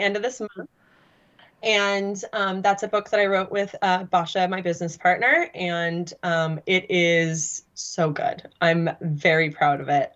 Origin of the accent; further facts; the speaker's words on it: Sacramento Valley, California, United States; I'm literally from the Sacramento Valley of California